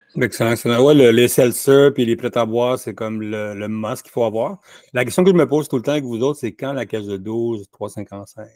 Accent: Laval, Quebec, Canada; J'allais dire que je suis de Montréal, mais je veux de Laval

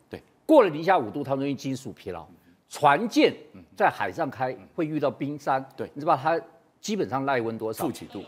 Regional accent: Taiwan; 这是我们台湾人最心酸的一件事情

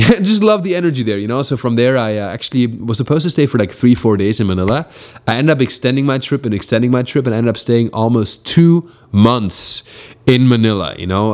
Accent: Germany; also born or lived in New York; now in Los Angeles, United States; stayed mainly between Berlin and my hometown in Germany

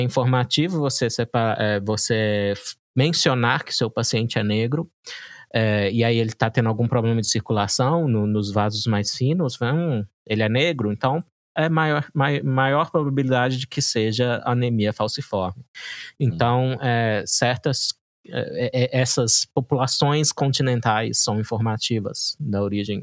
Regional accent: Brazil; como brasileiro

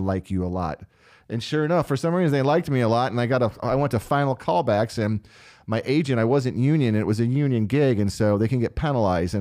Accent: St. Louis, Missouri, United States; moved away; also born or lived in Florida; I was born in St. Louis, Missouri.

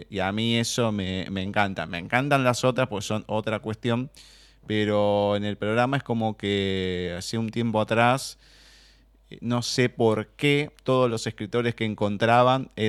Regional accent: Argentina

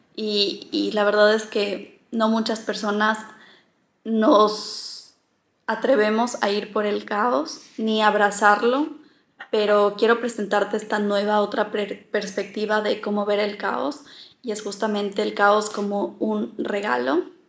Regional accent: Loja, Ecuador; also born or lived in Quito, Ecuador; now in Barcelona, Spain; yo soy ecuatoriana, soy de Loja, que es una ciudad al sur del Ecuador, pero viví mucho tiempo en Quito y ahora estoy viviendo en Barcelona

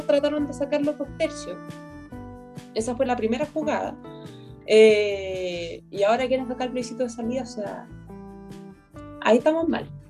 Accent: Chile; tenemos que, que reaccionar ya como chilenos

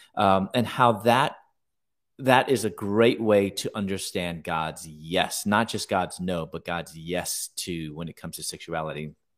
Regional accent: Chicago, Illinois, United States; now in San Diego, United States; I'm originally from Chicago. I'm now living in San Diego now.

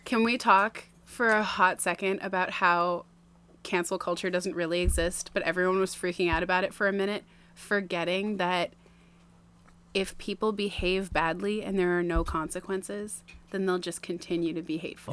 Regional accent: Maine, United States; also born or lived in New Jersey / Tampa, Florida; we moved here in January, 1995

